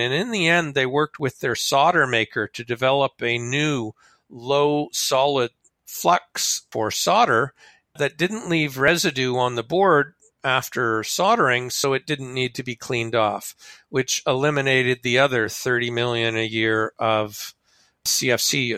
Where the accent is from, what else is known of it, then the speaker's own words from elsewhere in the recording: Canada; I'm a Canadian